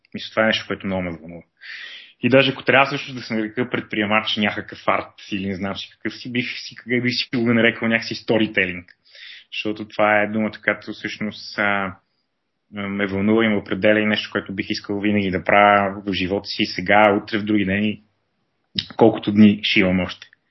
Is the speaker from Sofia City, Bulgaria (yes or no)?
yes; Sofia, Sofia City, Bulgaria; also born or lived in Pazardzhik; живял съм в София през съзнателната част от живота си, като а, съм раснал по кварталите.